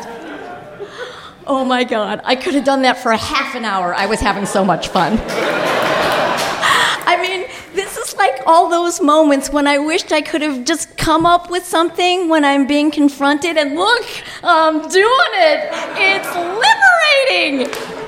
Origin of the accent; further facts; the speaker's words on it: Highland Park, Illinois, United States; I grew up in Highland Park, Illinois, an all-Jewish suburb.